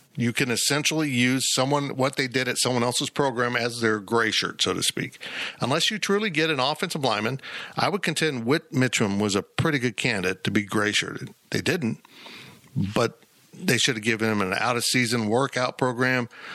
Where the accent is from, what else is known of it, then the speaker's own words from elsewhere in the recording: Salina, Kansas, United States; the advantages I had growing up in Salina, Kansas